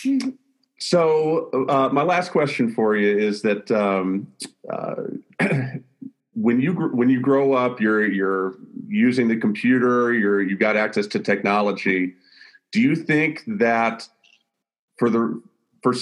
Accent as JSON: {"language": "English", "town": "Birmingham", "region": "Alabama", "country": "United States", "tie": "born or raised there", "said": "I grew up in the South. We didn't have a baseball team where I grew up in Birmingham"}